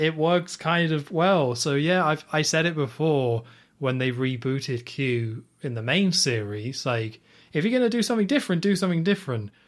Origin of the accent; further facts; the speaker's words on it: United Kingdom; as a British person